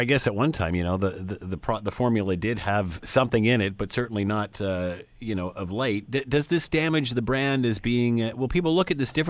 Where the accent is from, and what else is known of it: Canada